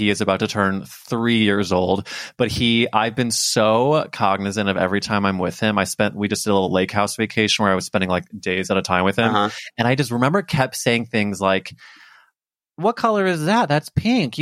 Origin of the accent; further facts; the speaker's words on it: Missouri, United States; I grew up in Missouri